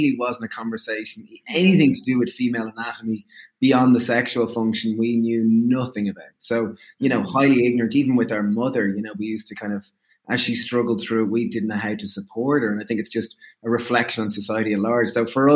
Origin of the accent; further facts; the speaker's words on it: Ireland; we grew up in Ireland on a standard meat and two veg diet